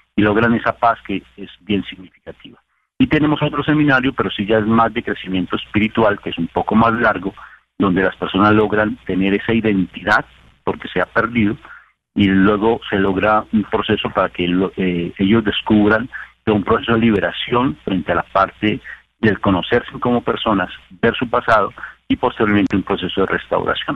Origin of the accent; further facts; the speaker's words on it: Colombia; para los que somos colombianos